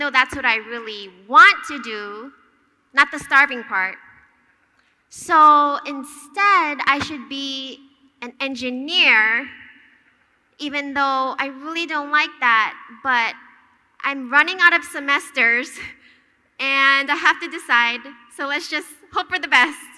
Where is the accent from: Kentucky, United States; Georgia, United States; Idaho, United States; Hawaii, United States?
Hawaii, United States; moved away as an adult; also born or lived in Boston; I grew up in Hawaii, and my brother and I grew up attending church